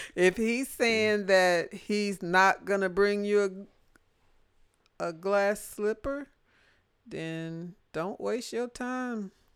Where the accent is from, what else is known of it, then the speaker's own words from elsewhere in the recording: Jonesboro, Louisiana, United States; moved away; I was born and raised in Louisiana, Jonesboro, Louisiana.